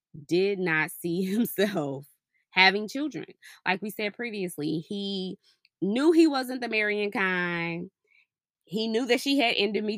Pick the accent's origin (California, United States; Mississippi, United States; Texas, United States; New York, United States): Texas, United States; DeSoto; now in Frisco, United States; Yeah, I'm from Dallas.